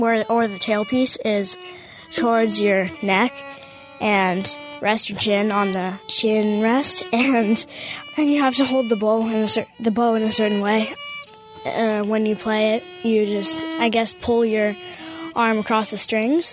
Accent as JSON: {"language": "English", "town": "Essex", "region": "Vermont", "country": "United States", "said": "I'm from Essex, Vermont. I'm 9 years old"}